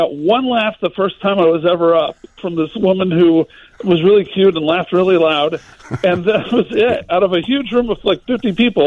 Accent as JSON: {"language": "English", "town": "Little Rock", "region": "Arkansas", "country": "United States", "tie": "born or raised there", "moved": "as an adult", "said": "I moved home to my hometown of Little Rock, Arkansas 3 years ago"}